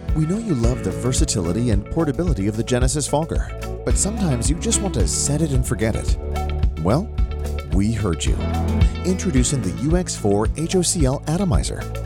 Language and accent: English; Newport Beach, California, United States; moved away as an adult; also born or lived in Wellesley, Massachusetts; now in San Diego, United States; I grew up in Newport Beach, California